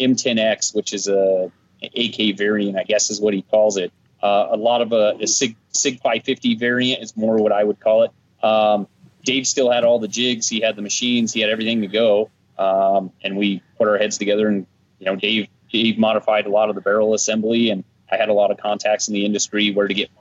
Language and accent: English; Colorado, United States; born and raised in Colorado, was raised here on a little farm kid